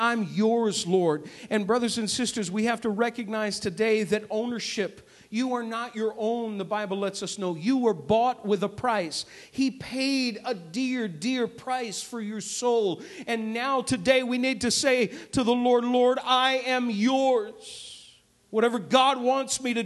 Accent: New England, United States; moved away as an adult; now in Chicago, United States; I'm a New Englander, folks. I'm not a Midwesterner. I wasn't born here. I wasn't raised here

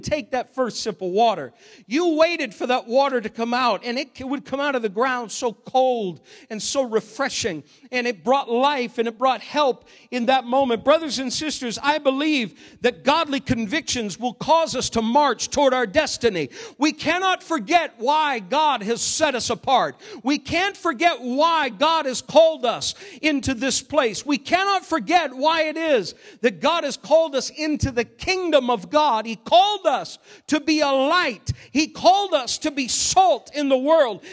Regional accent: Maine, United States; moved away; growing up in Maine a number of years ago

